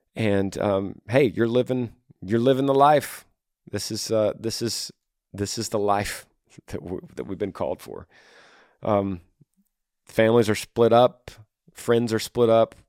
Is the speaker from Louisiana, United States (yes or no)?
no; Texas, United States; my home state of Texas